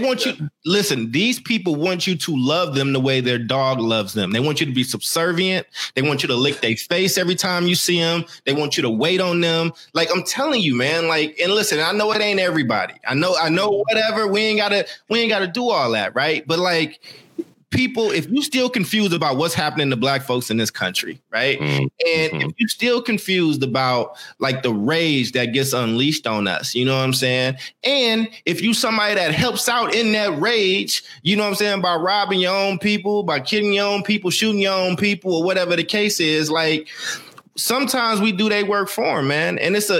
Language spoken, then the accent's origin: English; Maywood, Illinois, United States; born there; I was born in Maywood, Illinois. Okay. It's a suburb of Chicago